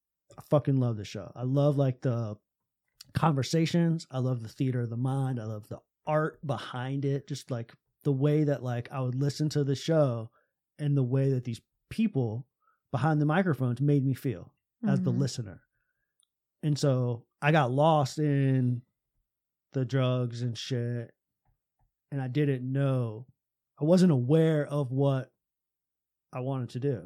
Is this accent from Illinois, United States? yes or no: no; Tampa, Florida, United States; I would listen to this morning talk show in mm-hmm. my hometown in Tampa, Florida.